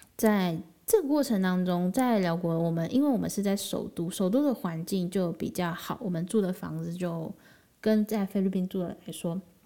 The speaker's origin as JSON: {"language": "Chinese", "country": "Taiwan", "said": "八月才从辽国回到台湾"}